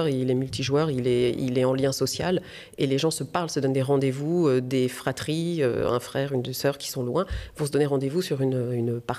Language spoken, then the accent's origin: French; France; also born or lived in United States; en tant que femme et en tant que française aux États-Unis.